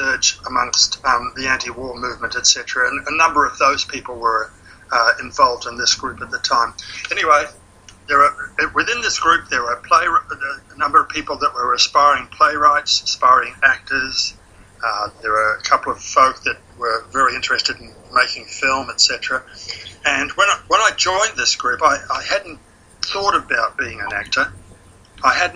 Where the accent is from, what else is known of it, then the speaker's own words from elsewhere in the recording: Auckland, New Zealand; I was born in 1945 in Auckland, New Zealand. My family were winemakers